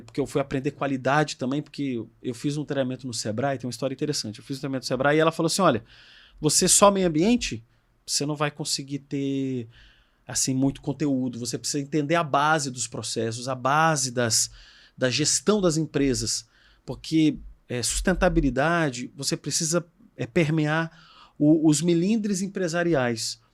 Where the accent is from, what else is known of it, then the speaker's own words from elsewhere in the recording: Brasília, Federal District, Brazil; eu sou de Brasília, eu fiz colégio militar